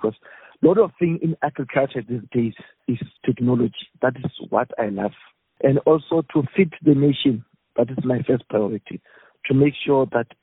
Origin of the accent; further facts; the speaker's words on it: Limpopo, South Africa; I grew up in the Limpopo province